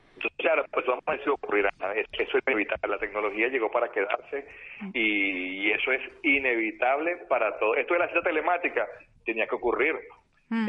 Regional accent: Venezuela; now in Barcelona, Spain; desde que llegué a España, que yo vengo de Venezuela

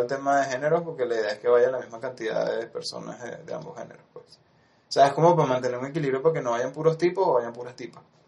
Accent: Venezuela

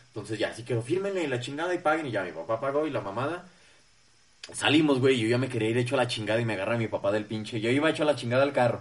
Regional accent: Zacatecas, Mexico; nosotros que somos de Zacatecas

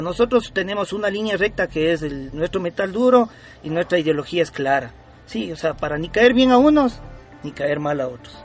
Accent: Ecuador; somos una banda ecuatoriana, ¿no? orgullosamente ecuatoriana

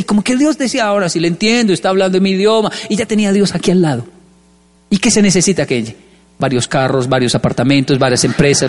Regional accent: Colombia; moved away; also born or lived in Japan; Yo era más feliz en mi infancia en Colombia, en barrios pobres.

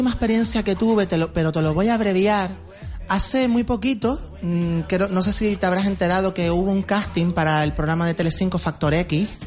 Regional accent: Canary Islands, Spain; yo soy de Guanarteme, tú lo sabes

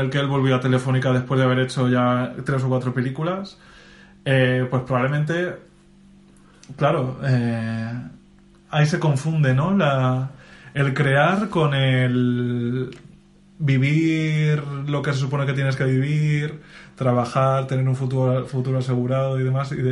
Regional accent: Castilla-La Mancha, Spain; en mi caso encima soy manchego

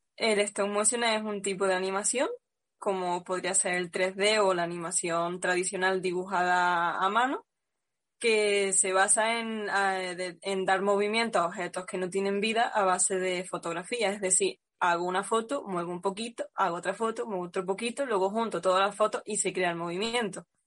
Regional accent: Cabra, Andalusia, Spain; en mi pueblo Cabra

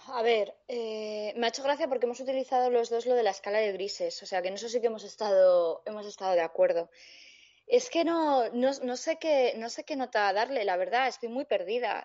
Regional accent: Spain; yo soy española

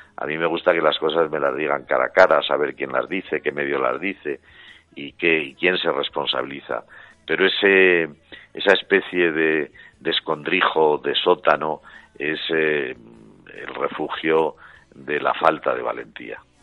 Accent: Zaragoza, Aragon, Spain; yo soy de Zaragoza

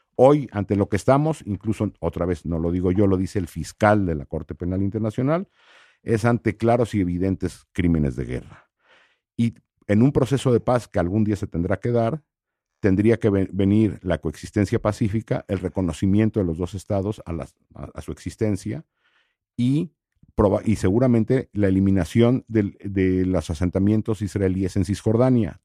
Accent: Mexico; yo soy mexicano

